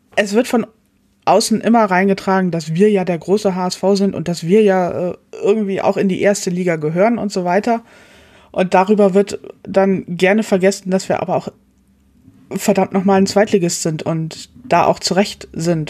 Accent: Hamburg, Germany; Ich komme hier aus der Ecke, aus Hamburg

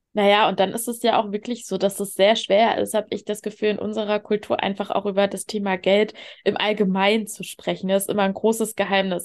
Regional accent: the East, eastern Germany, Germany; ich bin halt mit einer alleinerziehenden Mama groß geworden im Block. Ich, das mhm. war halt so im Osten

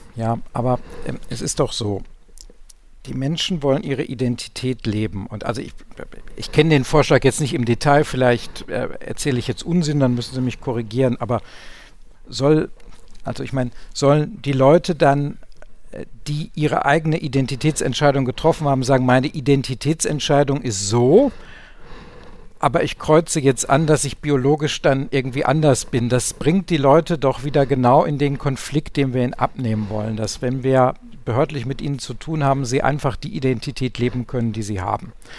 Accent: Ruhr area, North Rhine-Westphalia, Germany; ich komme aus dem Ruhrgebiet

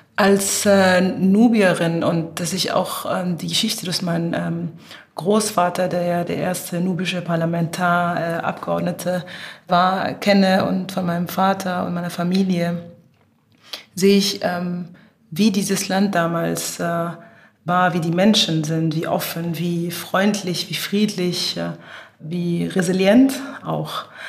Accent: Cairo, Egypt; moved away; also born or lived in Germany; wir in Ägypten aufwachsen als Kinder

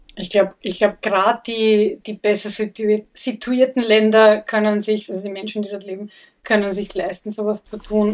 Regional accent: Vienna, Austria; Ich bin selber im Wiener Gemeindebau aufgewachsen, im 22. Bezirk

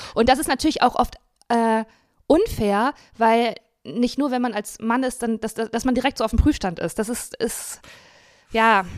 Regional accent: Dinslaken, North Rhine-Westphalia, Germany; moved away; ich bin in Dienstlagen aufgewachsen

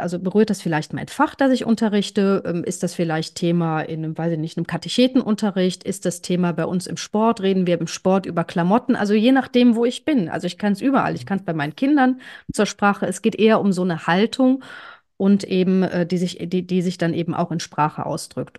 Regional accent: Cologne, North Rhine-Westphalia, Germany; Ich bin Kölnerin

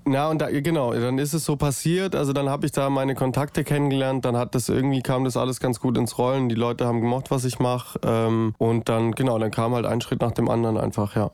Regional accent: Stuttgart area, Baden-Württemberg, Germany; ich wollte unbedingt auch in Stuttgart spielen. Ich komme ja hier auch aus der Ecke

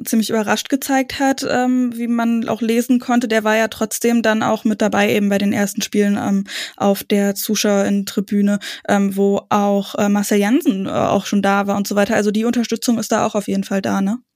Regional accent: Brandenburg, Germany; bei uns äh, im Umkreis in Brandenburg

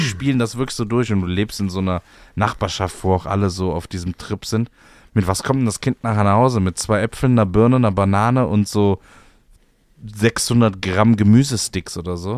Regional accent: Cologne, North Rhine-Westphalia, Germany; ich bin ja im, in der Kölner Südstadt groß geworden

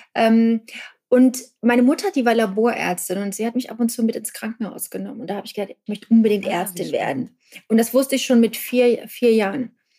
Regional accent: Germany; ich bin in der DDR groß geworden

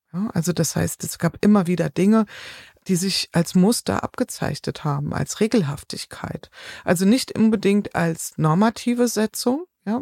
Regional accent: Taunus, Hesse, Germany; in meinem Heimatort in, in Taunus

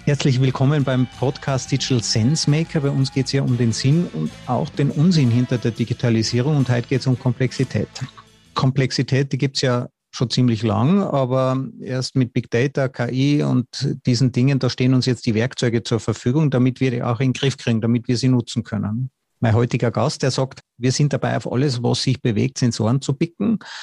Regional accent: Austria; als Österreicher

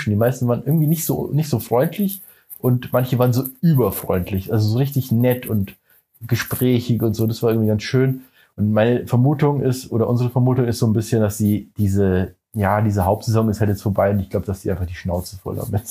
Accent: Germany; also wir sind ja Touristen. Ja, ist ja klar. Wir kommen aus Deutschland hierher und machen Touristensachen.

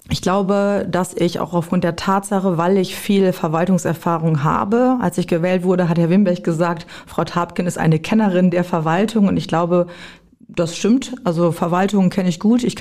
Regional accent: Büren, Lower Saxony, Germany; born there; now in Garrel, Germany; Ich komme aus dem Landkreis Kloppenburg. Ich komme gebürtig aus Büren. Das liegt in der Gemeinde Emsteck. Und ich wohne mittlerweile in Garrel zusammen mit meiner Familie.

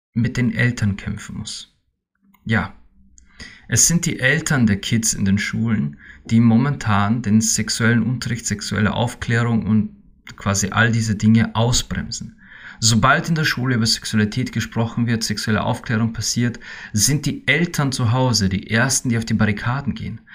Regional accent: Austria; bei uns in Österreich

